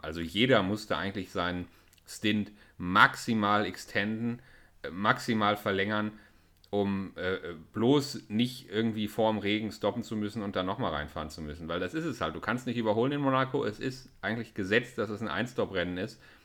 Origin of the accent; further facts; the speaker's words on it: Germany; als Deutscher